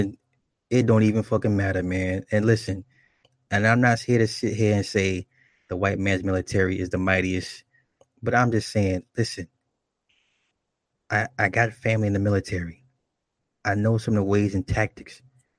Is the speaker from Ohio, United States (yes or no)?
yes; Toledo, Ohio, United States; Like, I'm from Toledo. I see people from my town.